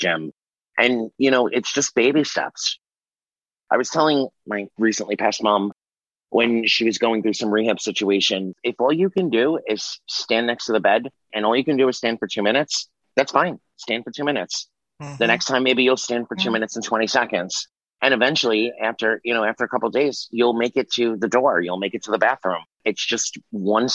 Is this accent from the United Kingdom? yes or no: no; New York, United States; I'm originally from New York.